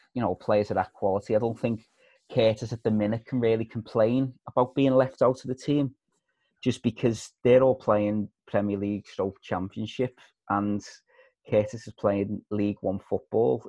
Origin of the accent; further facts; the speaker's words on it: Liverpool, North West England, United Kingdom; I'm from Liverpool